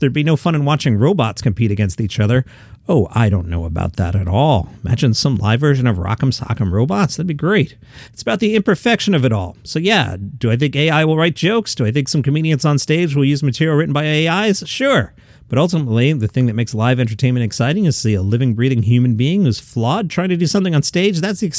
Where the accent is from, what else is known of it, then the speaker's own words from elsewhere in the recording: Tennessee, United States; I grew up outside of Nashville, and I'd see a lot of country music stars.